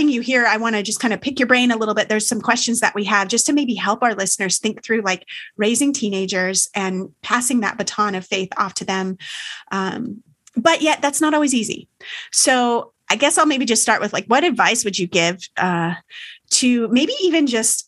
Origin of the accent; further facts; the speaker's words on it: California, United States; moved away as an adult; now in Maryland, United States; We're from California originally